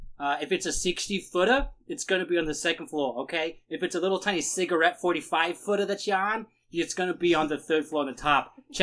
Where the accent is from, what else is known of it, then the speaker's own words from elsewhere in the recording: California, United States; California. Where I'm from.